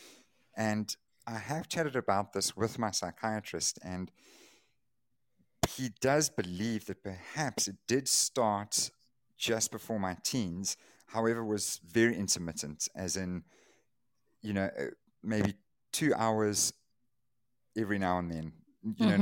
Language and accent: English; Durban, KwaZulu-Natal, South Africa; I was born here in Durban, went to school, primary school, high school, university here